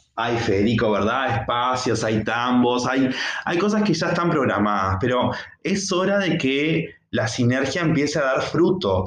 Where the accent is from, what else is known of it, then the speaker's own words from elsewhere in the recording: Uruguay; como uruguayos y uruguayas que somos